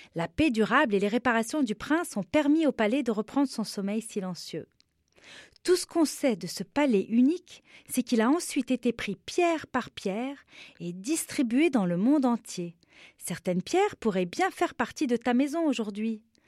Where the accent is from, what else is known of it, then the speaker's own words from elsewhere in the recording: Beirut, Beirut Governorate, Lebanon; je suis libanaise, je suis née à Beyrouth, au Liban, et j'avais 7 ans seulement quand la guerre a commencé dans mon pays